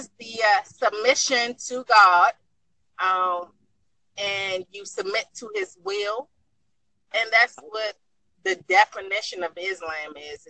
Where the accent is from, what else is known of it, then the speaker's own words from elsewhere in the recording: Washington, District of Columbia, United States; I'm from the United States.